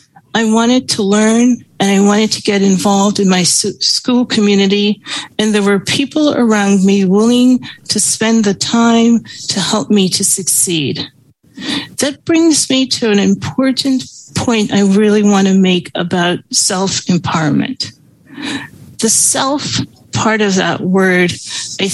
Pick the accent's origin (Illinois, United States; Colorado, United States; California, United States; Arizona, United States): Illinois, United States; Chicago; also born or lived in Guyana; I was an immigrant kid growing up in Chicago.